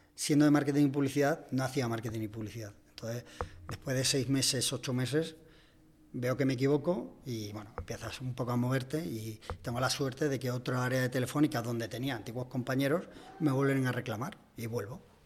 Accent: Cabeza del Buey, Extremadura, Spain; moved away as an adult; now in Madrid, Spain; yo soy extremeño, soy además de un pueblecito

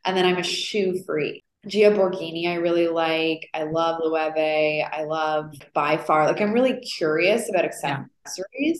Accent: Toronto, Ontario, Canada; moved away as an adult; also born or lived in Montreal, Canada; now in New York, United States; I grew up in Toronto, so there was no fashion.

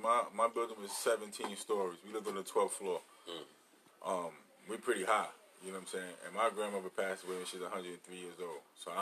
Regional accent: New York City, New York, United States; I grew up in New York City housing

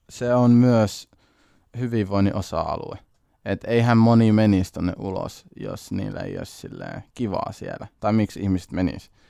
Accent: Siilinjärvi, North Savo, Finland; also born or lived in Kuopio; ollaan näitä asuttu Siilijärvi-Kuopio väliä koko lapsuus

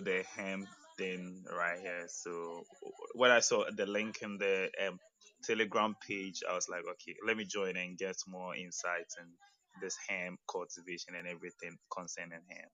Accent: Ghana; I'm from Ghana

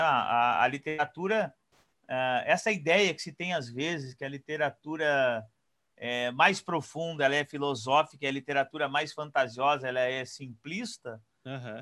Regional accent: Porto Alegre, Rio Grande do Sul, Brazil; now in Pelotas, Brazil; eu sou natural de Porto Alegre.

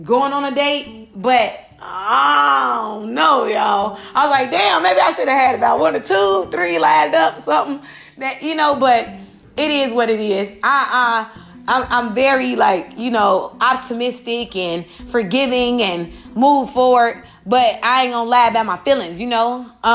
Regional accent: Chicago, Illinois, United States; I come from Chicago, so it's real cutthroat

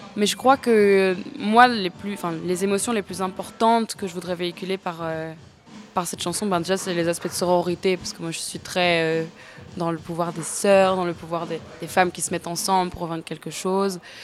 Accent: Namur, Wallonia, Belgium; moved away as an adult; now in Brussels, Belgium; je suis belge, j'habite à Bruxelles depuis 5-6 euh, ans, je crois, mais de base, je viens de Namur

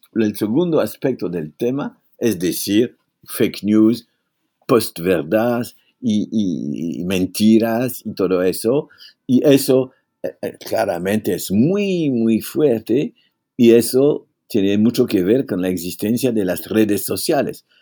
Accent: France; Spanish is a second language; en mi país

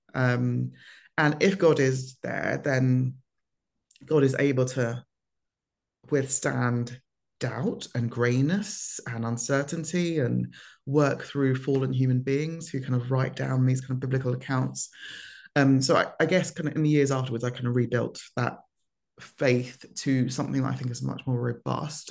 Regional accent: London, United Kingdom; also born or lived in Lagos, Nigeria; moved, um, to the U K when I was four with my parents

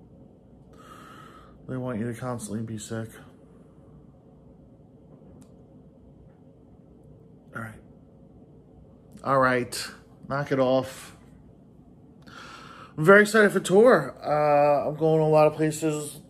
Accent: Oklahoma, United States; I'm from Oklahoma. I live in Oklahoma.

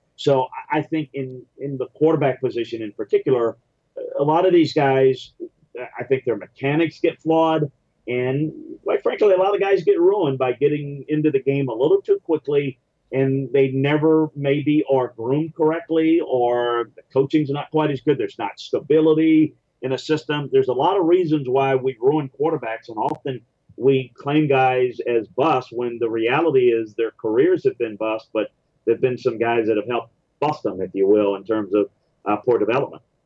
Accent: Louisiana, United States; moved away as an adult; also born or lived in Cleveland / Houston / Tennessee; I moved back in the early 2000s when my dad got sick and um, and it just back home to Louisiana

